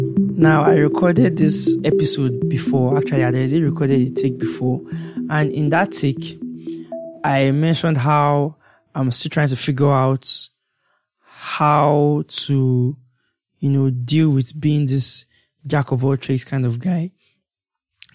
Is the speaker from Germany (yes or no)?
no; Nigeria; as being a Nigerian